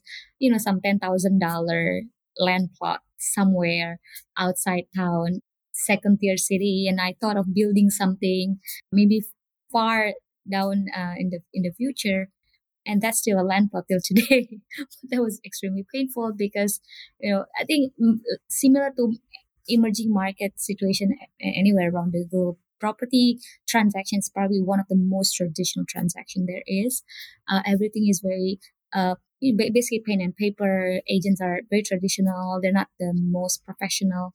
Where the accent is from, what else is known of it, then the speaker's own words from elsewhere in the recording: Jakarta, Indonesia; born and raised here in Indonesia, the eldest of three siblings